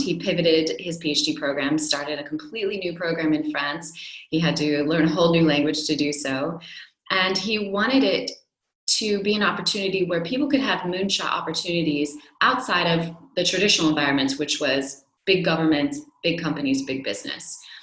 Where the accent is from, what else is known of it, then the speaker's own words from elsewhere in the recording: United States; now in Europe; as an American